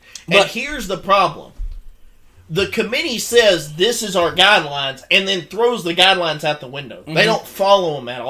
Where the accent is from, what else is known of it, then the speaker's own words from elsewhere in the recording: Texas, United States; we're from Texas.